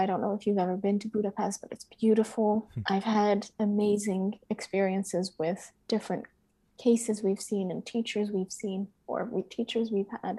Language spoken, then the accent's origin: English; United States; moved away; as an American studying abroad